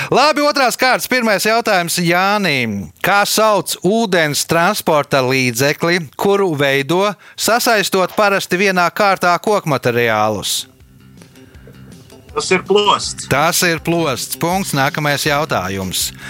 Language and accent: Latvian; Valmiera, Valmiera Municipality, Latvia; now in Riga, Latvia; es pats esmu no Valmieras